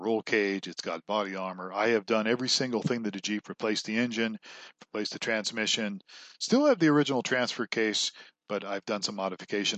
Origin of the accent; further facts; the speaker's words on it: Ohio, United States; I grew up in Ohio, and my father worked for a strip mine company